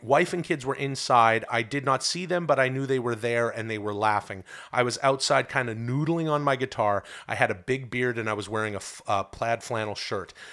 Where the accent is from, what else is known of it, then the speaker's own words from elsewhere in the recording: Ladner, British Columbia, Canada; moved away; I'm from a, a small town outside of, uh, Vancouver called Ladner, and it's a great place to grow up.